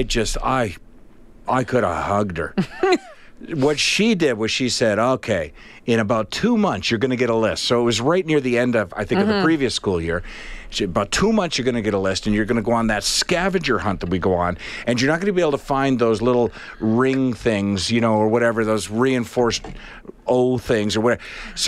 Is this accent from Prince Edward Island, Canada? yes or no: yes; Charlottetown, Prince Edward Island, Canada; I grew up in Charlottetown, Prince Edward Island.